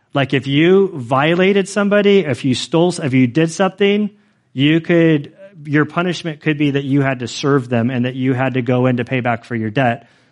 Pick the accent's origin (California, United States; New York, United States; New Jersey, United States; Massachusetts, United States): California, United States; I am like a Californian